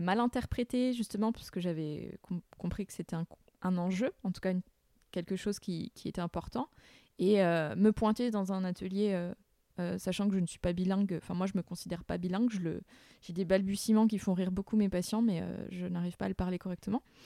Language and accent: French; Burgundy, Bourgogne-Franche-Comté, France; accent: Morvandiau patois; now in Réunion; je parlais pas mon bourguignon, euh, que le morvandieux c'était peut-être le, patois